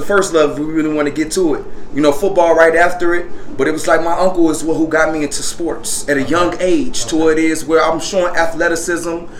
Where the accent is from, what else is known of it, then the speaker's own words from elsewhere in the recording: Park Forest, Illinois, United States; also born or lived in Atlanta; Park Forest, my hometown.